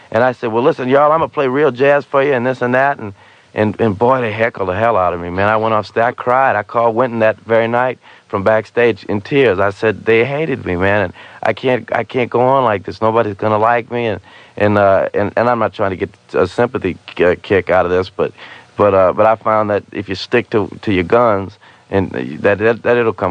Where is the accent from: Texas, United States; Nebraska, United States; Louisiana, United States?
Louisiana, United States; New Orleans; but I'm from New Orleans, and Louis Armstrong was from New Orleans, and I'm not nearly on his level, but. We entertain down there.